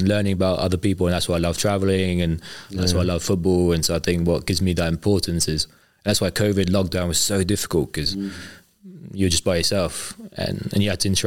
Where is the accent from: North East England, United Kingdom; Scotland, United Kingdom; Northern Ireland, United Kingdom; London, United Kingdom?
London, United Kingdom; as a Londoner